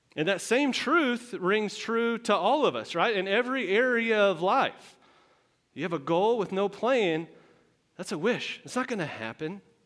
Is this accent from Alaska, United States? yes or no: no; Texas, United States; moved away; I am from Texas. i uh, born and raised, a whole, whole life there.